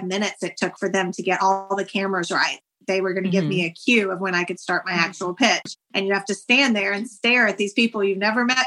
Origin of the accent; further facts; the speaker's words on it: Auburn, Georgia, United States; I grew up in Auburn, Georgia, a tiny little town here